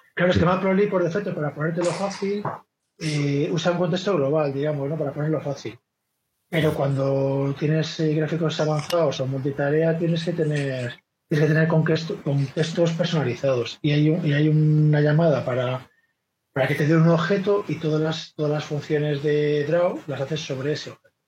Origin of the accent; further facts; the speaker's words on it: Vigo, Galicia, Spain; now in Madrid, Spain; Yo soy, yo soy de Vigo, pero llevo viviendo en Madrid 20 años